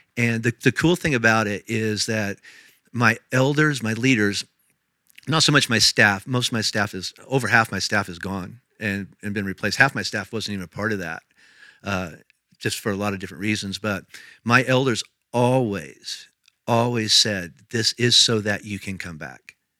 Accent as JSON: {"language": "English", "region": "Indiana", "country": "United States", "tie": "born or raised there", "also_born_or_lived": "Tennessee / Kentucky", "moved": "as an adult", "lives_now": "Colorado, United States", "said": "I was raised in Indiana"}